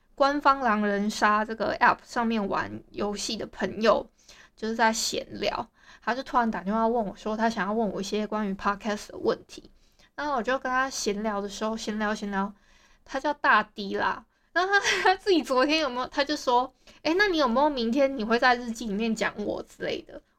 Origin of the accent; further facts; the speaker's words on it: Hualien, Hualien County, Taiwan; 大家也知道我是花莲人